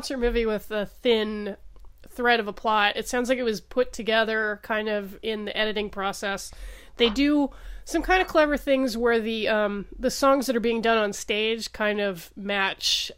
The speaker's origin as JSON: {"language": "English", "country": "United States", "said": "as an American"}